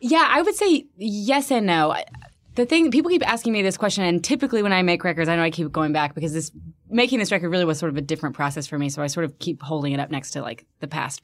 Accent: Birmingham, Alabama, United States; also born or lived in New York; now in Philadelphia, United States; I'm from Birmingham, Alabama, and it, I'm, I'm having that experience now where, like, it has now, like, become kind of like, I mean, not nearly like Philly, but just sort of like a, a, a cool place to be, and people are moving there, and, like, people are making music there and art there, and it's like, it was not that for me growing up

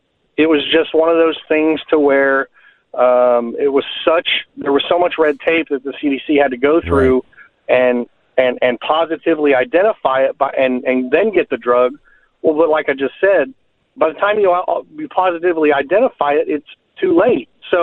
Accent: Texas, United States; I grew up in Texas, and we were always in a lake.

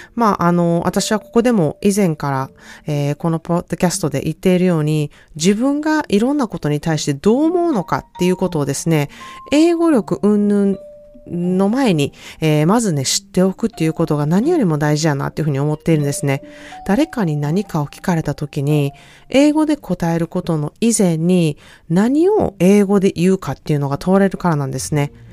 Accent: Japan; now in California, United States; 日本から来ました

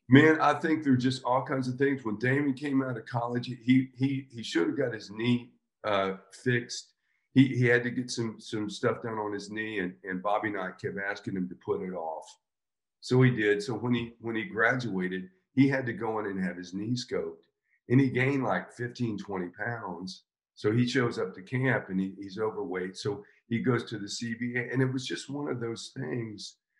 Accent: Florida, United States; I grew up in Florida

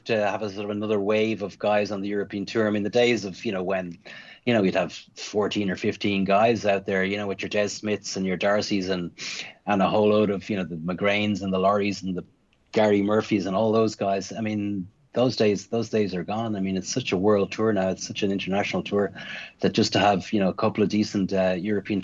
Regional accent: Ireland

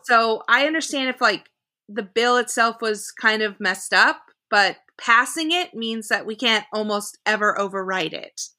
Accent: Oklahoma, United States; I grew up in Oklahoma

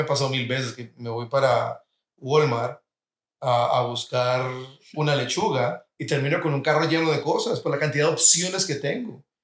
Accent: Colombia; now in United States; Yo como colombiano, cuando llegué a los Estados Unidos

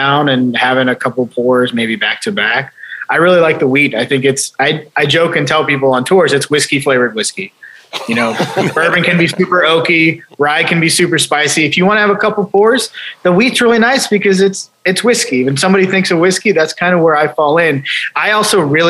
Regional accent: Ohio, United States; also born or lived in Chicago; I moved to Ohio when I was a year and a half old. So I grew up in Ohio, lived here my whole life

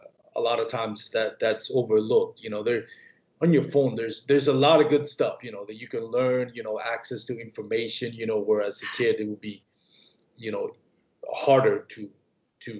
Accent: Puerto Rico; I grew up in Puerto Rico.

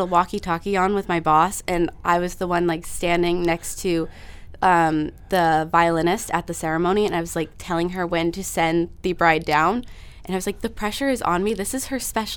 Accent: Massachusetts, United States; moved away as an adult; now in Connecticut, United States; I grew up in Massachusetts, right on the border of Rhode Island. And now I'm in Connecticut.

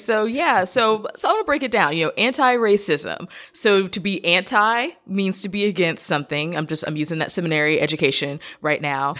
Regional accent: United States; I'm an American

